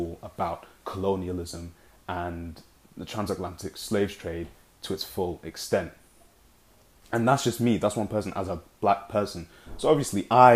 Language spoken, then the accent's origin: English; Nigeria; now in United Kingdom; I'm Nigerian, a very proud Nigerian